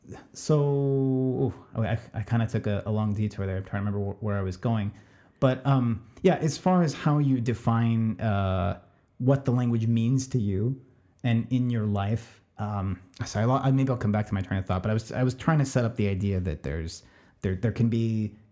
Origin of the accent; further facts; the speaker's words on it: California, United States; as a child growing up in Southern California and passing for white